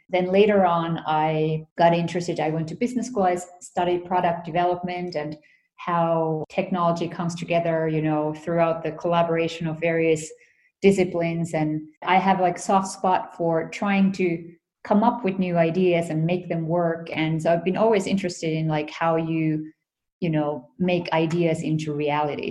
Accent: Finland; moved away as an adult; also born or lived in United States; I was um, born and raised in Finland.

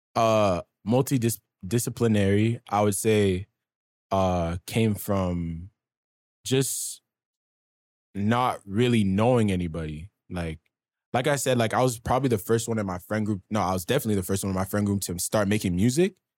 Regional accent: Ottawa, Ontario, Canada; also born or lived in Sudbury; I grew up mainly in the East End of Ottawa

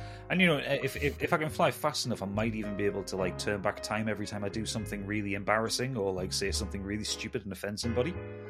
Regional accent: North East England, United Kingdom; also born or lived in Newcastle; I am from the northeast of England. I live in Newcastle, which I'm pretty sure you can establish from my rather robust accent.

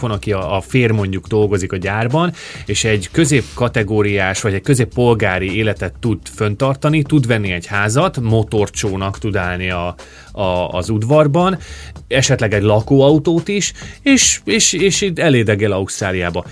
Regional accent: Great Hungarian Plain, Hungary; now in Australia; alföldi srác vagyok

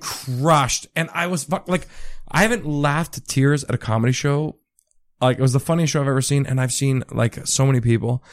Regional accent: Richmond Hill, Ontario, Canada; I grew up in Richmond Hill, which is, like, in between Vaughan and Markham.

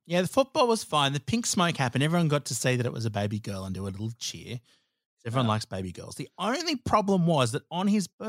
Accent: Australia; And look, of course, being Australian, being a bit bogan, donuts were involved.

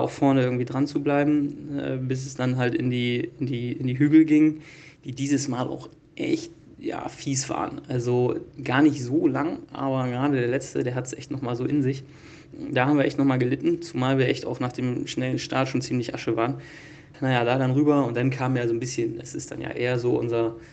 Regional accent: Northern Germany, Germany; Für uns als Norddeutsche sind es natürlich immer gleich die Berge.

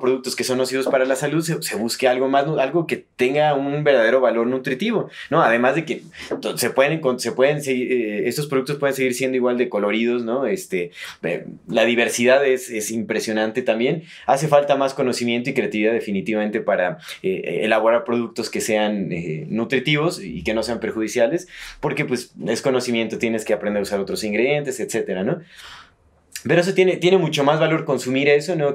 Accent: Mexico

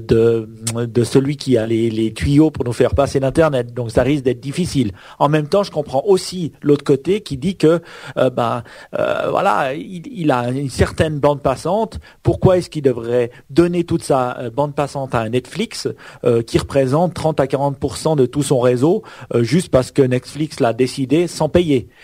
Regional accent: Switzerland; Chez nous en Suisse

